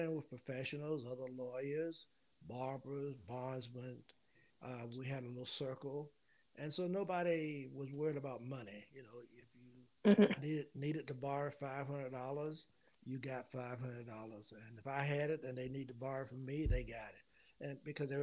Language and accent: English; Louisburg, North Carolina, United States; I grew up in Lewisburg, North Carolina. It's about 30 miles north of Raleigh, the capital.